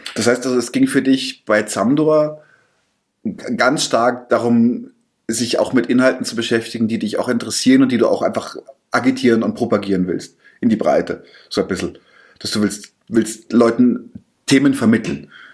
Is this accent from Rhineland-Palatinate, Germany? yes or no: no; area around Munich, Bavaria, Germany; ich bin ja auch nicht direkt in München groß geworden, sondern auch im Umland